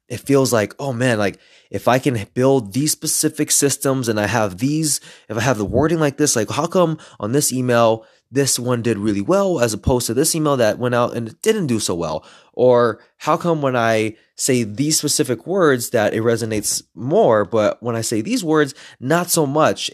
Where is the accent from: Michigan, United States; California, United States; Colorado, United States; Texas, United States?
California, United States; Los Angeles; I'm a third Mexican and I grew up in East L